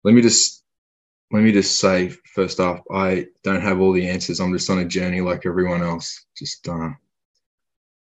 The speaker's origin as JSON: {"language": "English", "town": "Ballarat", "region": "Victoria", "country": "Australia", "tie": "born or raised there", "also_born_or_lived": "Gosford, New South Wales", "said": "2 or 3 years old, we moved from there down to Mum's family in Victoria, in Ballarat, which is about an hour or so from Melbourne."}